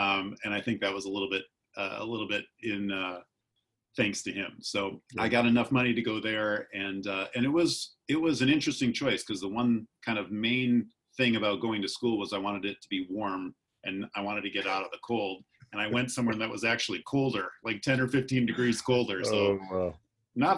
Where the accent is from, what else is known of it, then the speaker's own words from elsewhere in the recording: Wisconsin, United States; accent: Wisconsin; moved away as an adult; also born or lived in Minnesota / Mexico / France / Austin, Texas; now in Southern California, United States; I still speak like I'm from Wisconsin. I have that accent